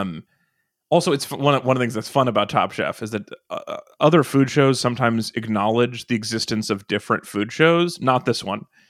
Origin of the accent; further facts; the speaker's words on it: Nevada, United States; growing up in Nevada